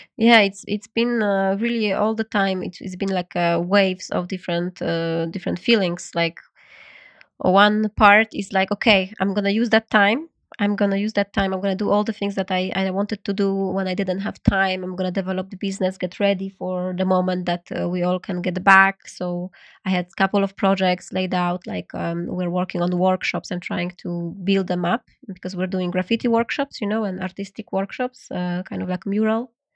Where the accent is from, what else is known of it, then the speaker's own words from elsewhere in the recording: Poland; English is a second language; moved away as an adult; also born or lived in New York / Berlin / Vietnam; now in Paris, France; I'm, I'm Polish. I was born in Poland